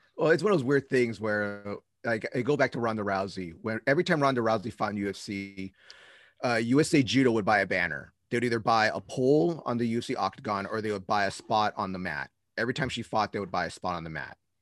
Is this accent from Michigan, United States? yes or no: no; Bay Area, California, United States; I'm from the Bay Area